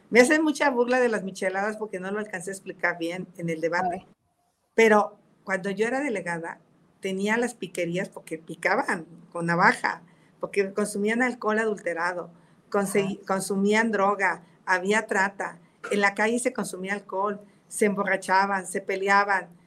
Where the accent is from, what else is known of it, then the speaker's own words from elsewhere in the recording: Tepatepec, Hidalgo, Mexico; Vengo de Catepec, soy una mujer de esfuerzo.